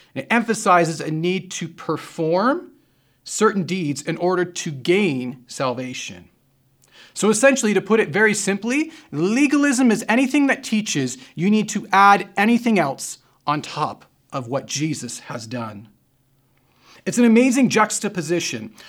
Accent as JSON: {"language": "English", "country": "Canada", "said": "we're Canadian"}